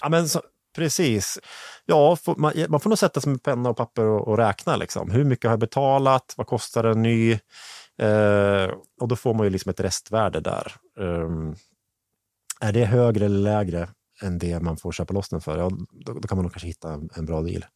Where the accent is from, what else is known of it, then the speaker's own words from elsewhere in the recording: Hälsingland, Gävleborg County, Sweden; jag är från Hälsingland